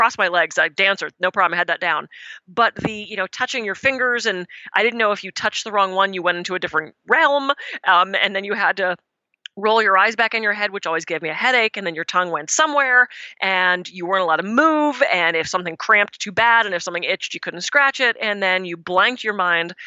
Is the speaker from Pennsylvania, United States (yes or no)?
yes; Pittsburgh, Pennsylvania, United States; moved away; I'm from the East Coast. I'm from Pittsburgh originally.